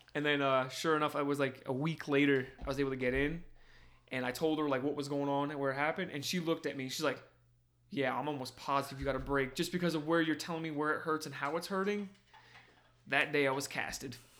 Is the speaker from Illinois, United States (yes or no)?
no; New Jersey, United States; moved away; growing up in Jersey